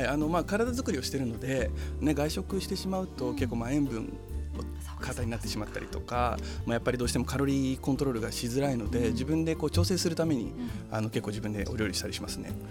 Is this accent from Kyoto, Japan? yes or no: no; Kosai, Shizuoka, Japan; Japanese is a second language; also born or lived in Brazil; 生まれはブラジルなんですけど、その後で静岡に来てるんで、うん、なんか僕にとってこう故郷はどこですかって聞かれたらやっぱもう静岡って答えるんですけど